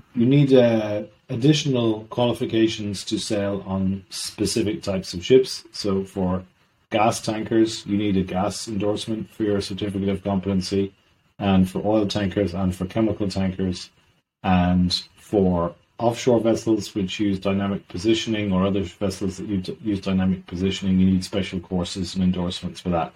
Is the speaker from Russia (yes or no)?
no; Ireland; also born or lived in south of Sweden; now in Sweden; I'm Irish originally.